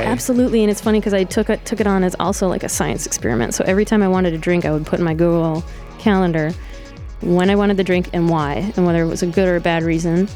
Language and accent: English; Detroit, Michigan, United States; moved away as an adult; also born or lived in Sterling Heights, Michigan / Hamtramck, Michigan; now in Brooklyn, United States; I lived in Detroit until the fourth grade. Then we moved to the suburbs. Sterling Heights, or we also called it Sterile Whites. uh, and then I moved back down to Hamtramck when I was 17